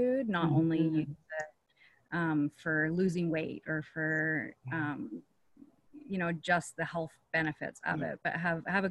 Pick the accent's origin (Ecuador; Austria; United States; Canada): Canada; moved away; I'm from Canada originally